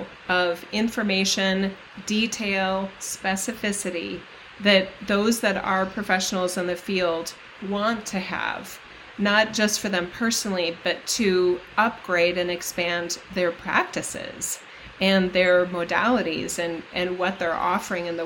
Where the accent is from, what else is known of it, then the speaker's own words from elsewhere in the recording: United States; as an American